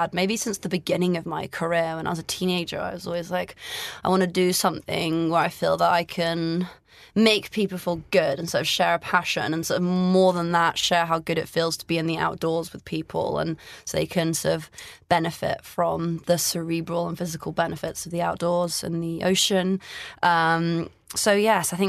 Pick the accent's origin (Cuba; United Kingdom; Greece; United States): Greece; moved away; I grew up in Greece